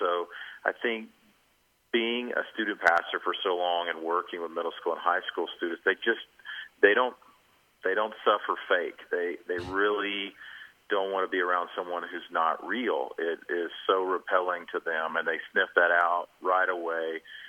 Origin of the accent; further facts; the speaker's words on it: Georgia, United States; also born or lived in Arkansas; I'm actually from Georgia. Lived in Arkansas, but I want to give my home state credit, so I'm a Georgia Bulldog at heart.